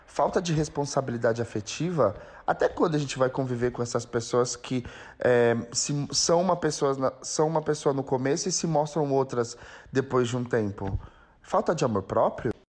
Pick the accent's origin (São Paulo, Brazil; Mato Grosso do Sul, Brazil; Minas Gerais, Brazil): São Paulo, Brazil; São José do Rio Preto; sou da cidade de São José do Rio Preto